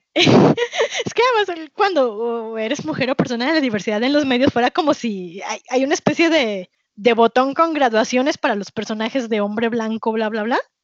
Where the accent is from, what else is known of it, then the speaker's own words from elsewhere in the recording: Mexico; soy latina, pero soy mexicana